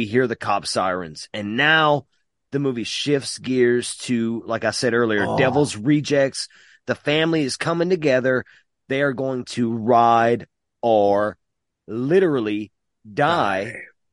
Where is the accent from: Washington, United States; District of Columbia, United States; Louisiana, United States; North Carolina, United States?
Louisiana, United States; Mamou; also born or lived in North Jersey; we're from Mamou.